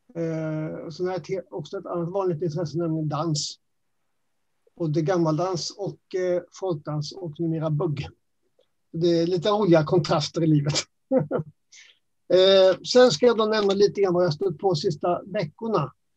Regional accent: Växjö, Kronoberg County, Sweden; accent: Småland; moved away as an adult; also born or lived in Nacka; now in Stockholm, Sweden; Jag är ju smålänning. Det hörs lite grann på min dialekt kanske. Ja. Ehm, hela min skoltid hade jag i Växjö.

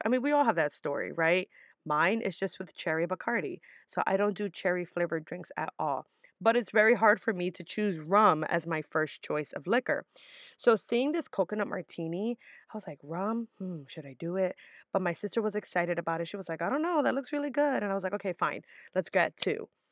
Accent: New York City, New York, United States; my mom worked really hard to always have me and my sister live in decent areas in the Bronx, which is typically where I'm from

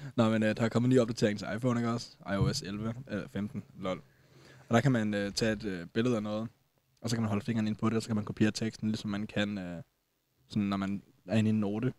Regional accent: Denmark; jeg også som dansker

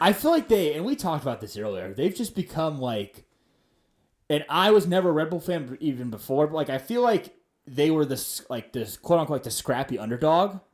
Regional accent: United States; as an American

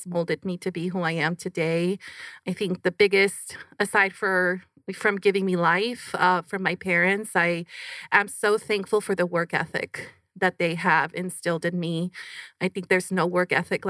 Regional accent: Phoenix, Arizona, United States; I grew up here in Phoenix, actually, West Phoenix

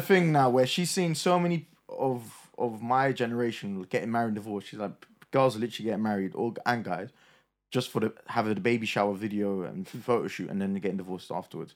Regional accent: Palestine; I'm Palestinian

